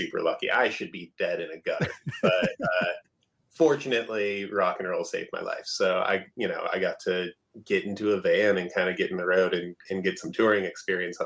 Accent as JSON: {"language": "English", "region": "Alaska", "country": "United States", "tie": "born or raised there", "also_born_or_lived": "Portland", "moved": "yes", "lives_now": "Seattle, United States", "said": "growing up in Alaska"}